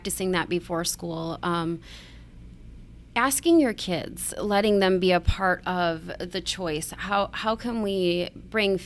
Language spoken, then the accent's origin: English; Tawas City, Michigan, United States; I grew up in Tawas City, Michigan.